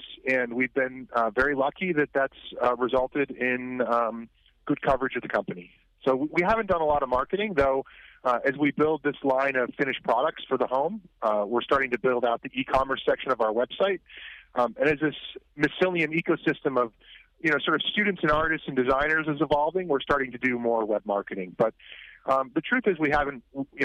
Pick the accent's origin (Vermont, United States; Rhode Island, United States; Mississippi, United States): Vermont, United States; now in Troy, United States; I grew up in Vermont